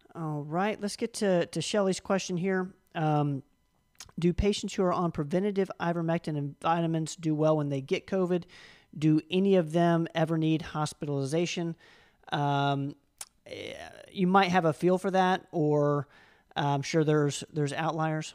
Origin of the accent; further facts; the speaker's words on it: Tennessee, United States; we're from Tennessee